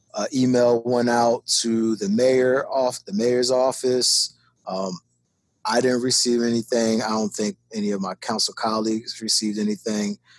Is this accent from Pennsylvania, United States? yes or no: yes; Philadelphia, Pennsylvania, United States; moved away as an adult; also born or lived in Tacoma, Washington; I'm from North Philadelphia